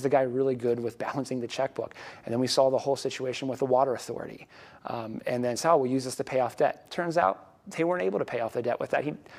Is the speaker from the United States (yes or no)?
yes; Erie, Pennsylvania, United States; my hometown of Erie, which I love